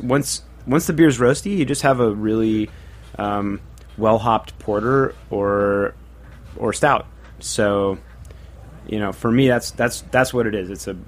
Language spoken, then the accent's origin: English; Northwest, United States; I'm from the Northwest originally